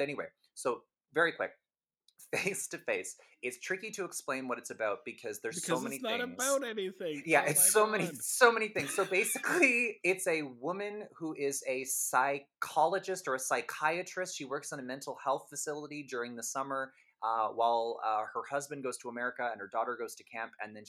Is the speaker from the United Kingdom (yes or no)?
yes; England, United Kingdom; I'm sorry to people listening, but I'm very English, so I'm just going to say Liv